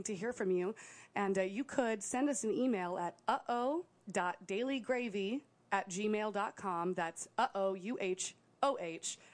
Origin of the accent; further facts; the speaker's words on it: Wisconsin, United States; we're from Wisconsin